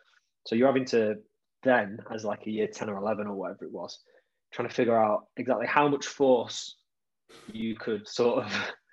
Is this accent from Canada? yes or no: no; Stretford, North West England, United Kingdom; because I grew up in Stretford.